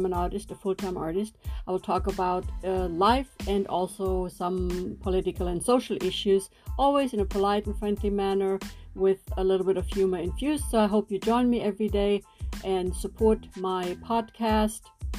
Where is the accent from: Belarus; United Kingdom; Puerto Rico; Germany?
Germany; also born or lived in France; now in United States; I'm …, an immigrant to the United States from Germany. I was born in France. I lived in Germany and I immigrated in 1987.